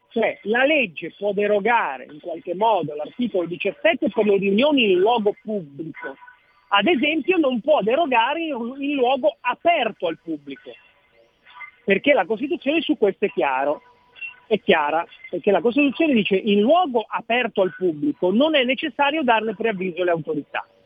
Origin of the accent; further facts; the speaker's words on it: Genoa, Liguria, Italy; sono nato a Genova